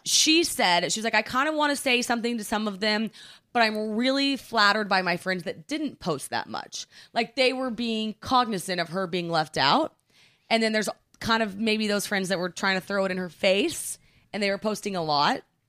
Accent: Oklahoma, United States; now in New York, United States; growing up in Oklahoma

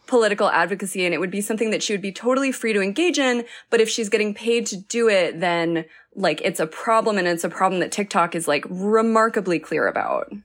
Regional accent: New Mexico, United States; I'm from New Mexico

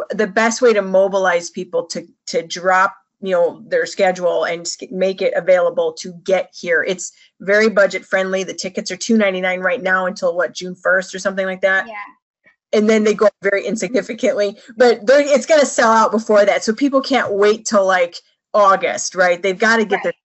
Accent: Chicago, Illinois, United States; I'm from Chicago

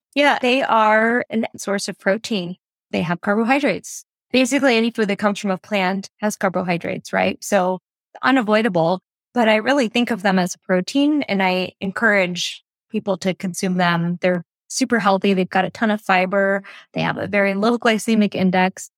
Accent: New Jersey, United States; moved away as an adult; I'm originally from the East Coast. I grew up in New Jersey

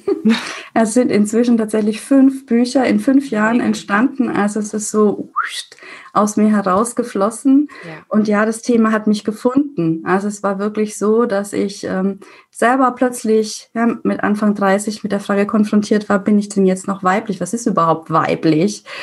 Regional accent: Würzburg, Bavaria, Germany; accent: rolled R (Franconian); moved away as an adult; nach Würzburg, wo ich herkomme, hört man auch das R

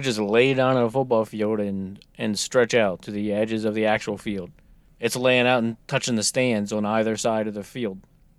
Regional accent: United States; I'm American.

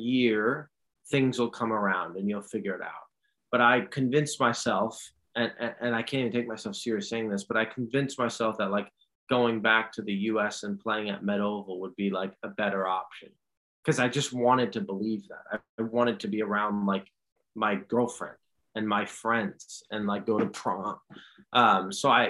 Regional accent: New York City, New York, United States; also born or lived in Dortmund, Germany; I grew up in New York City

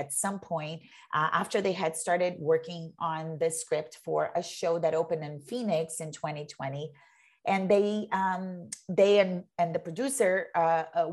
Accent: Brazil; moved away as an adult; also born or lived in New York, United States / Massachusetts, United States; now in United States; I'm an immigrant. I'm from Brazil and I came here as an adult.

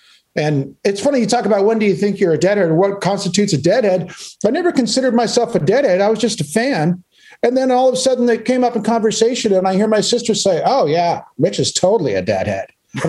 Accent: Palos Verdes, California, United States; I grew up in a spot too, also, but on the West Coast, opposite coast, called Palos Verdes.

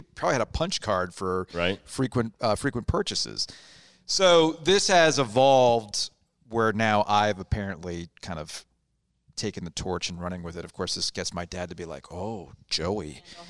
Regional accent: Boca Raton, Florida, United States; growing up in Boca

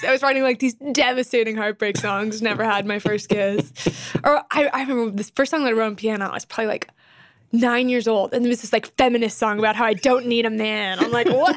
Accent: Temecula, California, United States; I was born in Temecula, California, which is about two hours out of L

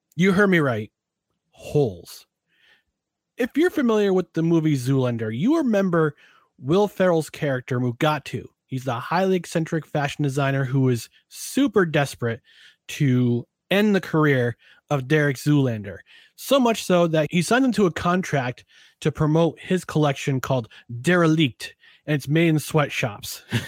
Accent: Albany, New York, United States; our hometown, my hometown, Albany

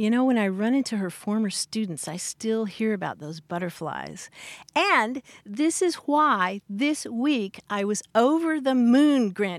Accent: Louisville, Kentucky, United States; accent: Southern; moved away; my hometown of Louisville, Kentucky

